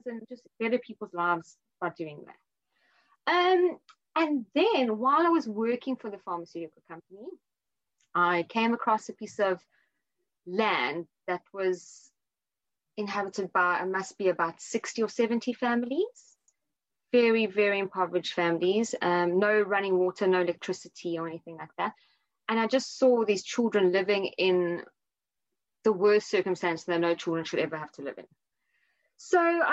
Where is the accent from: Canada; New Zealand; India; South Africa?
South Africa; now in London, United Kingdom; I'm 36, I'm from South Africa